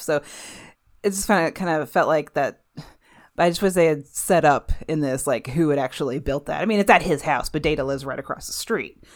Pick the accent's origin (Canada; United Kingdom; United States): United States; Midwest; I'm from the Midwest, so there's, like, nothing here.